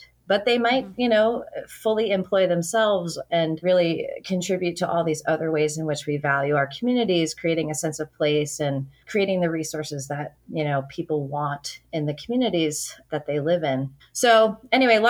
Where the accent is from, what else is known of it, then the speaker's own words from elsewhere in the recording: Waltham, Massachusetts, United States; moved away as an adult; also born or lived in New York / Boston; now in Biddeford, United States; I'm from Waltham, Massachusetts, which is also a former mill town